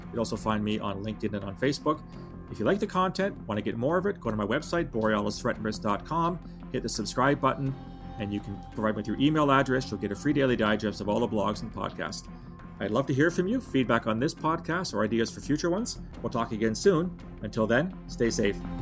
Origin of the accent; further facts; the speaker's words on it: Canada; speaking as a Canadian